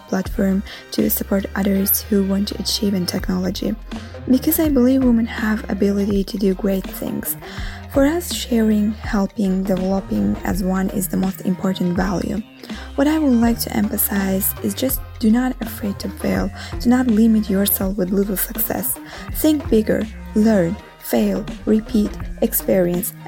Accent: Azerbaijan; now in Rome, Italy; Although I am living in Rome, originally I am from Azerbaijan.

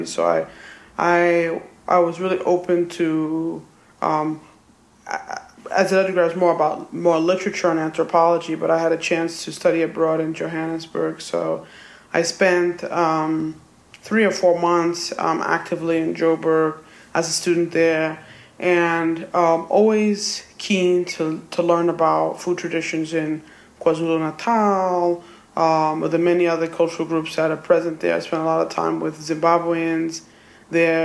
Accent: New York City, New York, United States; I was born in New York City, and I grew up on Roosevelt Island

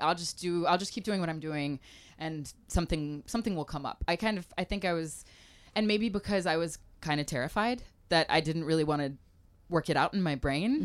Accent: Mobile, Alabama, United States; also born or lived in Africa / Michigan / Louisiana / France; now in Portland, United States; I grew up in Mobile, Alabama

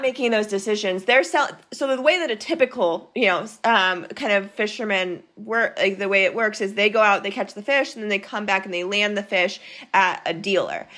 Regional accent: Maine, United States; I grew up in Maine

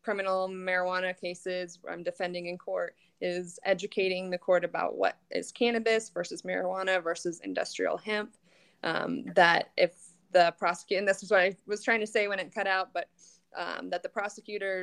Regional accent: Iowa, United States; moved away as an adult; now in Colorado, United States; I'm from Iowa. I went to University of Iowa Law School. So I came out here

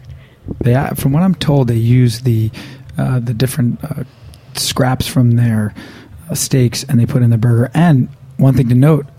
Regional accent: New Jersey, United States; moved away as an adult; now in Manhattan, United States; I grew up in Jersey. We're Jersey strong here.

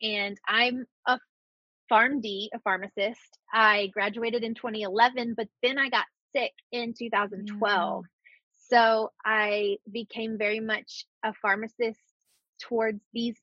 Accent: Birmingham, Alabama, United States; I'm from Birmingham, Alabama

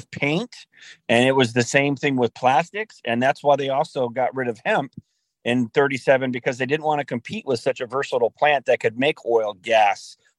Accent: Omaha, Nebraska, United States; where I grew up in Omaha, Nebraska

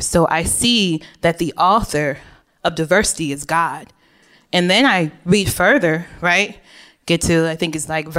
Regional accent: Oak Park, Illinois, United States; also born or lived in Chicago, Illinois; I lived for most of my upbringing in Oak Park, Illinois, which is a very diverse suburb of the West Chicago

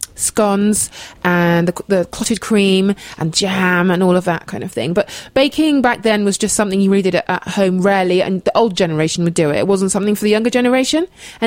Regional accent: Oxfordshire, South East England, United Kingdom; also born or lived in London / Devon; I was born in London, and I grew up in Oxfordshire, the home counties, as we say.

